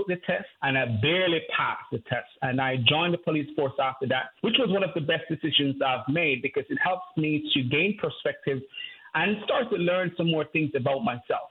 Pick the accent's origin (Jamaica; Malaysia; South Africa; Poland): Jamaica; I grew up in Jamaica, grew up in poverty.